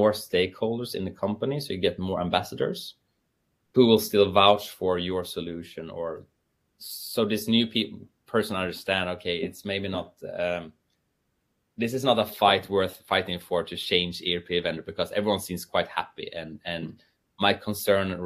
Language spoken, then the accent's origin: English; Sweden; I'm from Sweden